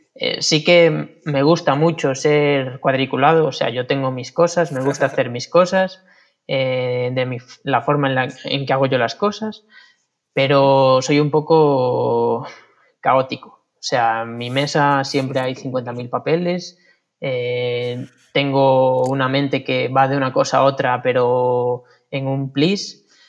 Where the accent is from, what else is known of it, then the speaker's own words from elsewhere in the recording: Vilariño, Galicia, Spain; volví al Vilariño, que es donde me crié